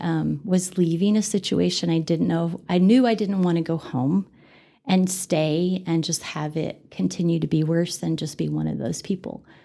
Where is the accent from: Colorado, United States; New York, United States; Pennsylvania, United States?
Colorado, United States; Denver; moved away as an adult; now in Amarillo, United States; I grew up in Denver